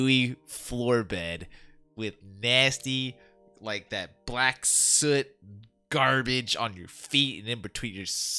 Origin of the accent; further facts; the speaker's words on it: Florida, United States; I grew up in Florida